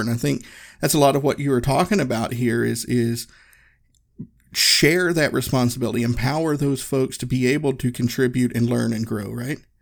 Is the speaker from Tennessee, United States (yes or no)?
yes; Northeast Tennessee, United States; I grew up in Tennessee. I grew up in Northeast Tennessee